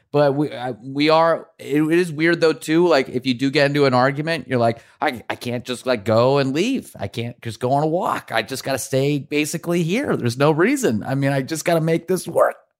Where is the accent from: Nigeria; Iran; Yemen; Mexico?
Iran; now in New York, United States; we come from Iran